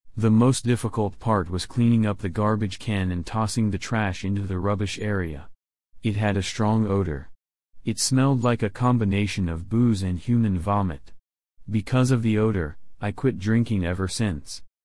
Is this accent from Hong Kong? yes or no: yes; Hong Kong; moved away as an adult; also born or lived in Brisbane, Australia; Some tourists mistook me as a Filipino rather than a Hong Kong resident